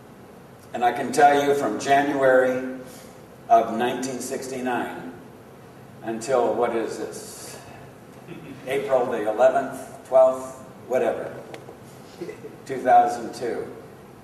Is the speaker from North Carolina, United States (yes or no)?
no; California, United States; moved away; also born or lived in Miami / Atlanta; I was born and raised in California